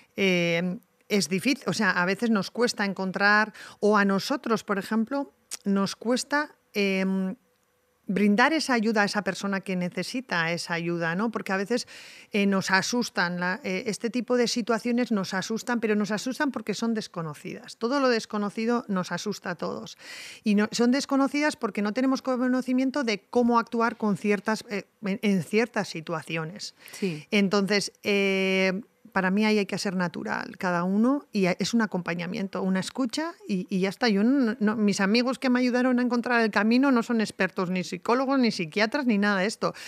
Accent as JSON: {"language": "Spanish", "town": "Tolosa", "region": "Basque Country", "country": "Spain", "said": "en el Club de Montaña de mi pueblo"}